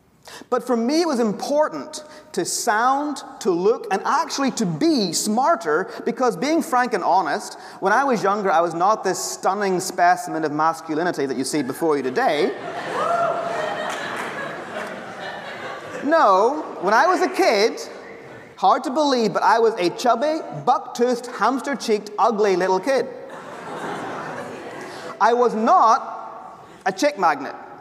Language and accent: English; Ireland; the Irish professor who speaks way too fast